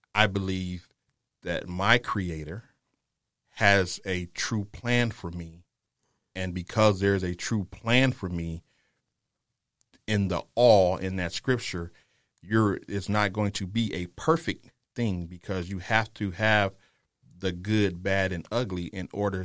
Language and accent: English; Detroit, Michigan, United States; now in San Antonio, United States; I'm originally from Detroit. That's my home.